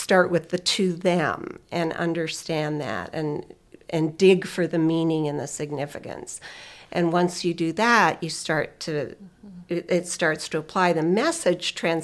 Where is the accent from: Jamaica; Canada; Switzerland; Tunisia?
Canada; moved away; I was raised Anglican in Canada